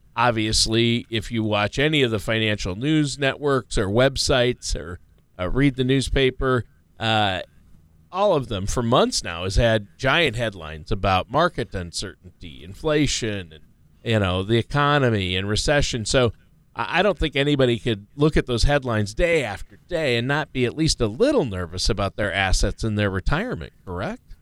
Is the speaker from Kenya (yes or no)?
no; Minnesota, United States; I'm from Minnesota